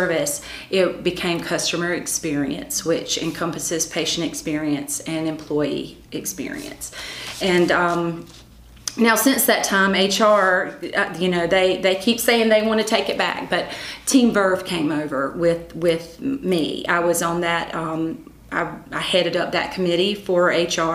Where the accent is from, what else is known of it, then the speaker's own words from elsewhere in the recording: Conway, United States; I got the opportunity to go to work for my hometown. So I worked at the Conway Chamber of Commerce.